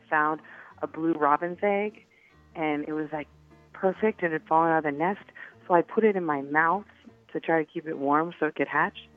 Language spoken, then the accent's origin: English; Colorado, United States; I'm from Colorado